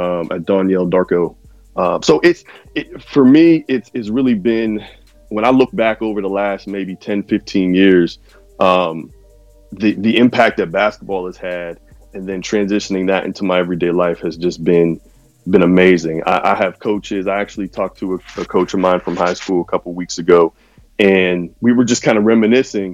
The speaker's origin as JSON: {"language": "English", "town": "Pittsburgh", "region": "Pennsylvania", "country": "United States", "tie": "born or raised there", "said": "I'm from Pittsburgh, born and raised, Pittsburgh, PA"}